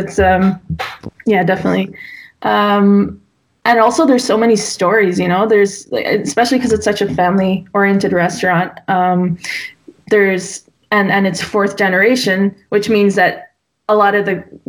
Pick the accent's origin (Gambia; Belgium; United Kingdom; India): Belgium; Damme, Flanders; first language English; also born or lived in Bruges; now in Ghent, Belgium; I grew up in Damme, which is about 45 minutes from here, and always went to school in Bruges